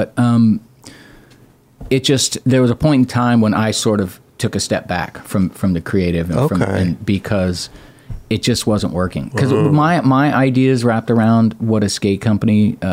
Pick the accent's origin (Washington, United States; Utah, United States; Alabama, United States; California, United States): California, United States; San Francisco; We're from fucking San Francisco.